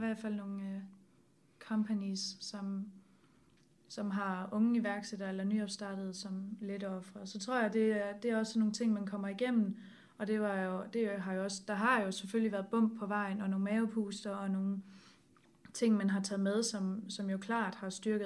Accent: Herning, Central Denmark Region, Denmark; jeg kommer fra Herning, og der snakker alle med alle

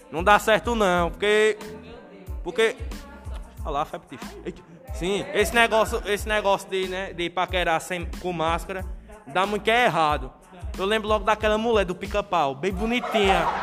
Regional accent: Northeast Region, Brazil; Aí eu sou nordestino bom. Quando falam em cuscuz, né, já enche a boca d'água.

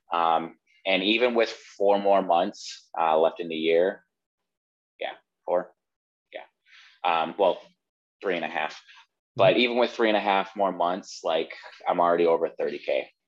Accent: Wisconsin, United States; moved away as an adult; now in Florida, United States; I'm originally from Wisconsin

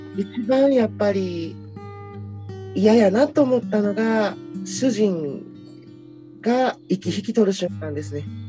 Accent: Kyoto, Japan; 私は生まれも育ちも京都なので

